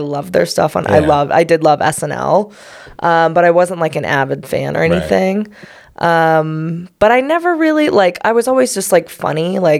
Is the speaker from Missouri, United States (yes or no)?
yes; Cape Girardeau, Missouri, United States; moved away as an adult; also born or lived in Kentucky; now in Denver, United States; Technically, I was born in Kentucky and then my parents hopped over to Southeast Missouri.